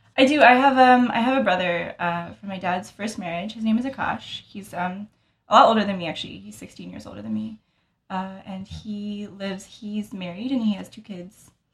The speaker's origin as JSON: {"language": "English", "region": "Utah", "country": "United States", "tie": "born or raised there", "accent": "American", "moved": "yes", "lives_now": "Tampa, United States", "said": "growing up in Utah, mm-hmm. it was a really small Indian community."}